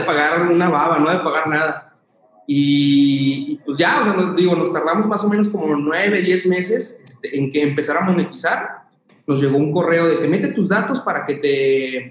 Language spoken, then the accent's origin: Spanish; Zacatecas, Mexico; yo soy originario de Zacatecas